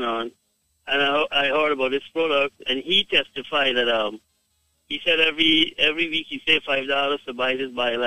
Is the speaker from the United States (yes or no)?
no; Guyana; I am from Guyana